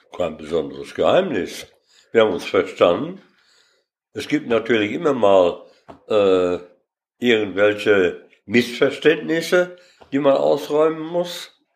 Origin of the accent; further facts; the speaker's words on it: Lüdenscheid, North Rhine-Westphalia, Germany; geboren bin ich hier in Lüdenscheid und zwar in der Paulinenstraße